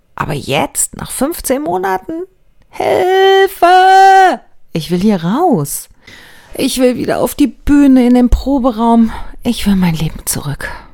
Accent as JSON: {"language": "German", "country": "Germany", "said": "bei uns in Deutschland"}